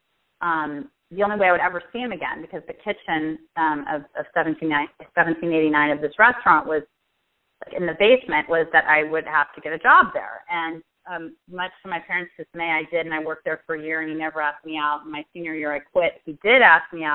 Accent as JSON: {"language": "English", "town": "Pasadena", "region": "California", "country": "United States", "tie": "born or raised there", "also_born_or_lived": "Washington, D.C.", "said": "I am from Pasadena in California, and I've lived here my whole life except when I went away to school"}